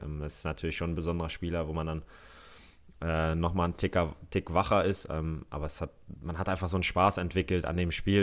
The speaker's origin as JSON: {"language": "German", "region": "Hamburg", "country": "Germany", "tie": "born or raised there", "moved": "yes", "said": "ich bin Hamburger Jung. Äh, von daher, das ist meine Heimatstadt"}